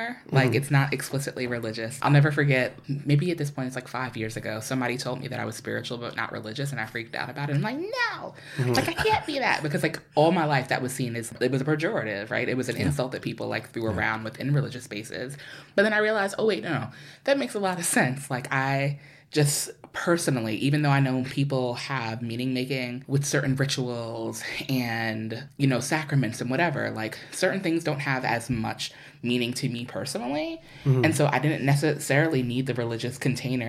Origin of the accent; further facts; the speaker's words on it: New York City, New York, United States; moved away; I'm from New York. I grew up between Queens and Harlem